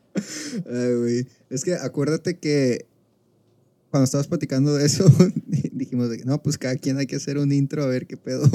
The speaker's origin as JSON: {"language": "Spanish", "town": "Culiacán", "region": "Sinaloa", "country": "Mexico", "tie": "born or raised there", "said": "estoy en Culiacán, güey, estoy en Culiacán, mi ciudad natal"}